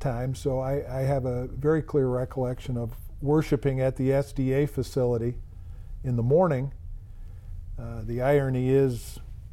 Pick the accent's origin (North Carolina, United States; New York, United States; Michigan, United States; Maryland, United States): Michigan, United States; Grand Rapids; I've lived my entire life in Grand Rapids